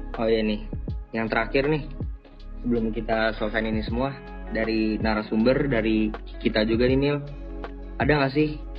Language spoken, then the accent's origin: Indonesian; Jakarta, Indonesia; asal saya dari Jakarta.